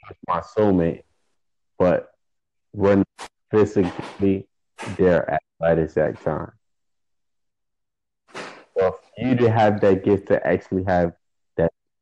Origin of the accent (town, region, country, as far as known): Florida, United States; born or raised there; accent: American